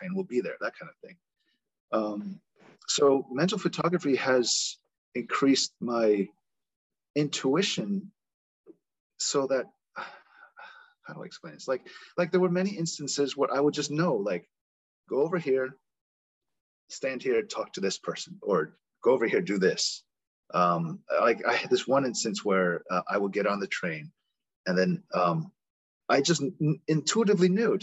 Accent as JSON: {"language": "English", "country": "United States", "tie": "born or raised there", "also_born_or_lived": "South Korea", "accent": "American", "said": "I'm a Korean American. I was born and raised here, but I have a slight American accent"}